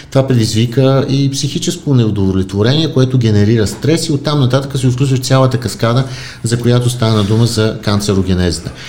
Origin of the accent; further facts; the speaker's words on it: Varna, Varna Province, Bulgaria; аз съм роден във